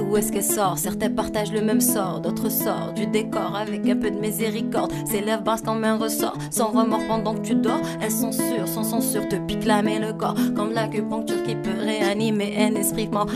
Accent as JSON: {"language": "French", "country": "Algeria", "moved": "yes", "said": "Je viens de l'Algérie"}